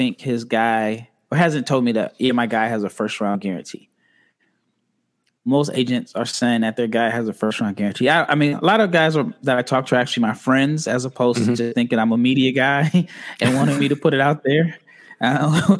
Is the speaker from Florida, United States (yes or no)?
no; Nebraska, United States; I'm from Nebraska, so born and raised